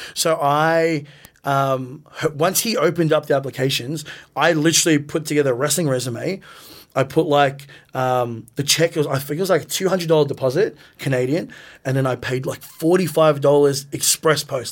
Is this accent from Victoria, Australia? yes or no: yes; Melbourne, Victoria, Australia; we grew up in the West, you know, so it was really far